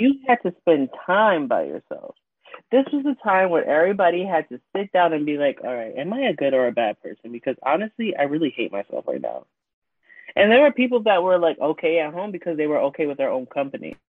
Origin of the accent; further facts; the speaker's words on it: New York City, New York, United States; I am from Queens, New York, born and raised